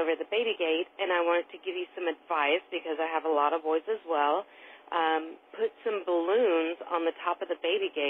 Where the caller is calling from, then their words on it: Georgia, United States; I'm calling from Georgia.